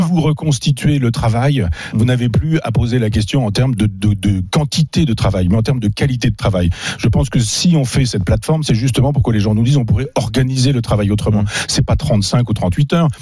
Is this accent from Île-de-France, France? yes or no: no; Chambois, Normandy, France; moved away; Chambois, mon village natal